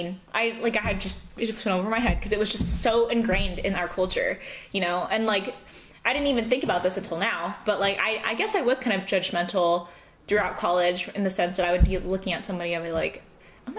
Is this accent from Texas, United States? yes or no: no; Southern California, United States; accent: American; also born or lived in Los Angeles; now in St. Louis, United States; growing up in Southern California